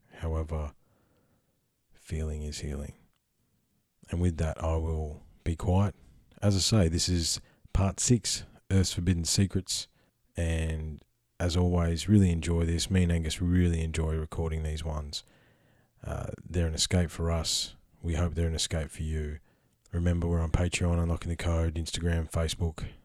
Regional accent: Australia; I'm Australian, because being an Aussie is a unique perspective

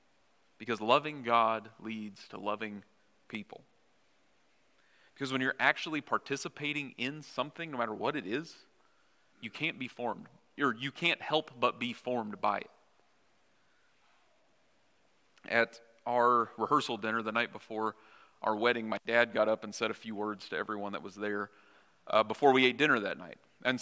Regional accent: Missouri, United States; now in Minnesota, United States; I haven't tried to sound less like I'm from Missouri, but the longer I don't live in Missouri, I can't help but sound different, if that makes sense.

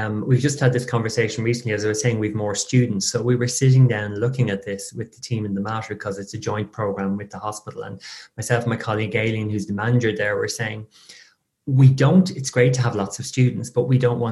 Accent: Ireland; I tend to waffle on being very Irish.

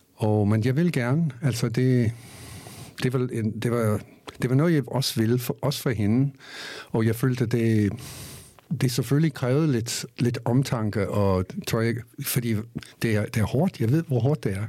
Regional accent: United States; Danish is a second language; moved away as an adult; also born or lived in Bornholm, Denmark; now in Denmark; jeg er fra USA

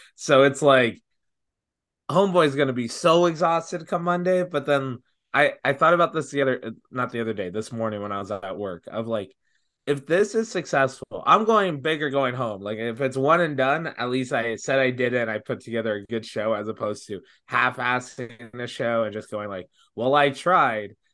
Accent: Brampton, Ontario, Canada; I'm from Brampton.

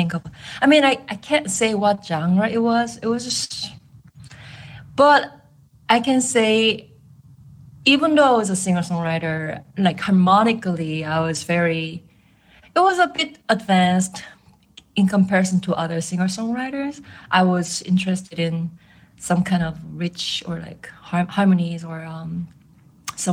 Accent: South Korea; English is a second language; moved away as an adult; also born or lived in Boston; now in New York, United States; I am originally from South Korea

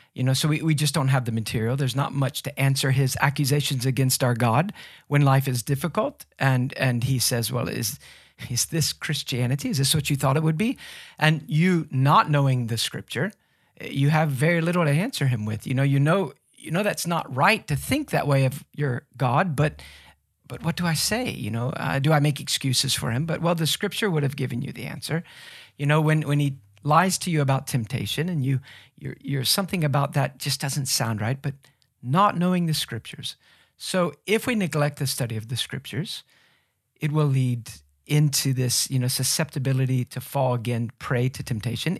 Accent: United States; us Americans

